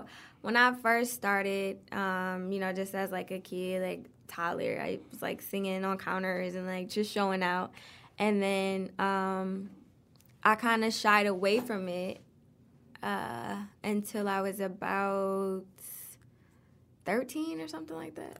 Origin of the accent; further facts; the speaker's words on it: Detroit, Michigan, United States; Grew up on the East Side, um, off of Gratiot.